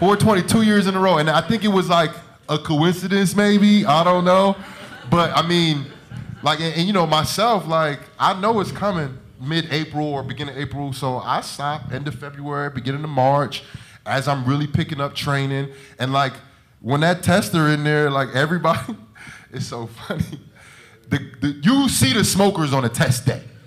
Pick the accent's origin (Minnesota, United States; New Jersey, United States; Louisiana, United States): New Jersey, United States; Jersey City; I'm from Jersey City